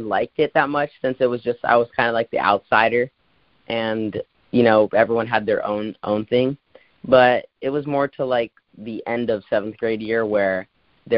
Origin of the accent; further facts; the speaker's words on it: Brazil; moved away; we're from Brazil